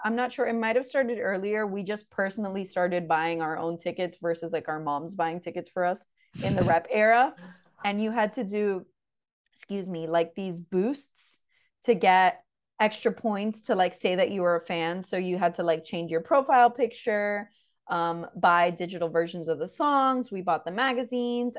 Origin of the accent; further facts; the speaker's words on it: Florida, United States; we're from Florida